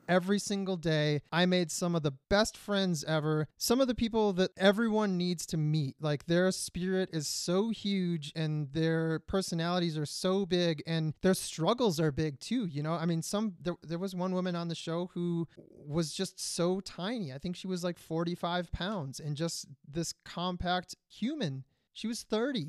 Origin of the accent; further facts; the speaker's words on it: Grosse Pointe, Michigan, United States; moved away; also born or lived in Detroit; I was born in Grosse Pointe. I think I was born in Bonsecours, but I lived in the city for four years